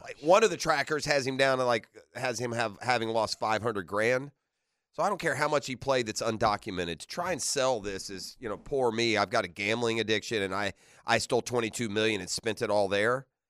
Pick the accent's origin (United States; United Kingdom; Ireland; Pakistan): United Kingdom; moved away; I'm a British subject